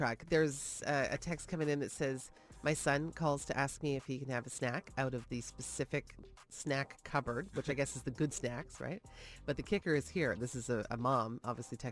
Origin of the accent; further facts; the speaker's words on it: Toronto, Ontario, Canada; Growing up in Toronto my whole life